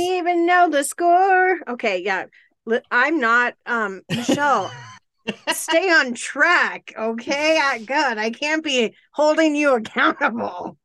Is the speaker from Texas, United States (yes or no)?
no; Colorado, United States; I grew up in Colorado